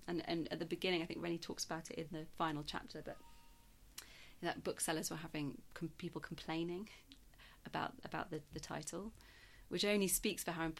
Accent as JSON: {"language": "English", "country": "South Africa", "tie": "born or raised there", "lives_now": "Yorkshire, United Kingdom", "said": "I was brought up in South Africa in the apartheid. So I was before I moved to Yorkshire."}